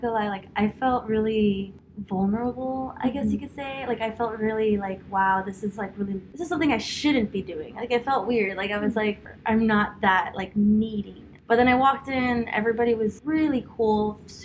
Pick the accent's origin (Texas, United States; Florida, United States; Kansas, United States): Florida, United States; Homestead; My mom's Guatemalan, my dad's Cuban, but I was born and raised in Homestead.